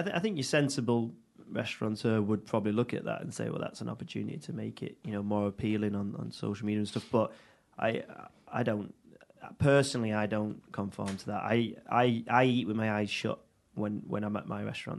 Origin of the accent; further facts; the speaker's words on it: Audenshaw, North West England, United Kingdom; I'm from Manchester, from Audenshaw originally. Um, born born and bred.